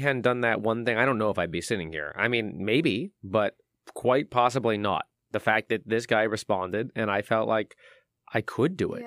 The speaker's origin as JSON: {"language": "English", "town": "San Francisco", "region": "California", "country": "United States", "tie": "born or raised there", "moved": "as an adult", "lives_now": "Louisville, United States", "said": "I came from San Francisco, uh, that, that's my hometown"}